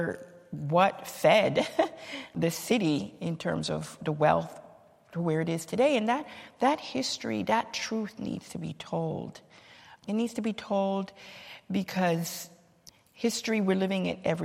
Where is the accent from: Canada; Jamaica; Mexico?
Jamaica; now in Cambridge, United States; I'm from Jamaica originally